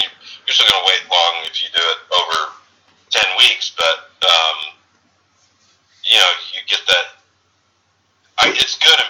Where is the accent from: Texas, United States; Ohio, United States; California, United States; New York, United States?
Texas, United States; accent: Southern; moved away; I'm from Texas originally